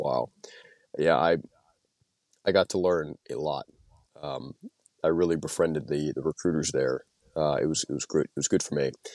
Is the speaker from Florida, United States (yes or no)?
no; Louisiana, United States; moved away as an adult; now in Moscow, Idaho, United States; I was from Louisiana. That's where I went back home to after I got out of the Marine Corps